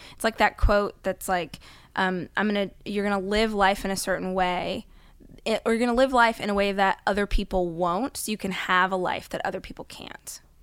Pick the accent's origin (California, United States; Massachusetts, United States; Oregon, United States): California, United States; Bakersfield; I grew up in Bakersfield, California, which is about two hours north of here